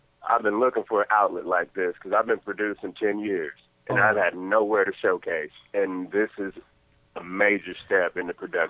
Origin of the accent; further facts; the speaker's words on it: Las Vegas, Nevada, United States; I'm from Las Vegas, Nevada.